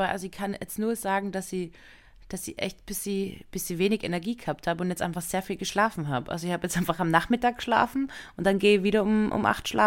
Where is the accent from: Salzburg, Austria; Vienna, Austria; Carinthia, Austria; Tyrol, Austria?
Tyrol, Austria; Innsbruck; in ein Hotel in, einem, in der Nähe von Innsbruck, also von meiner Heimatstadt